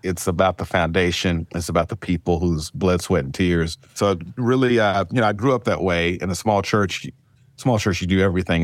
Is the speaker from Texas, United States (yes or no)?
no; Mississippi, United States; moved away as an adult; also born or lived in Oakland, California / Memphis, Tennessee; now in Indian Wells, United States; I'm born and raised in Mississippi